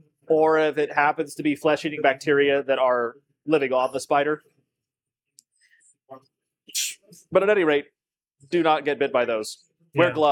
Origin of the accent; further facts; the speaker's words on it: Scotland, United Kingdom; I think that naturally means I'm allowed to own you. As a Scot.